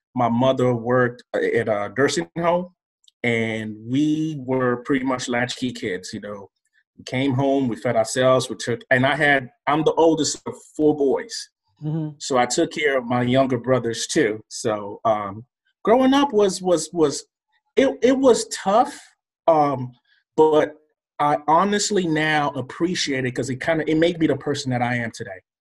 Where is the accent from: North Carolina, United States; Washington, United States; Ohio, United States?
North Carolina, United States; Durham; also born or lived in Lagos, Nigeria; I came straight from Lagos, Nigeria to Durham, North Carolina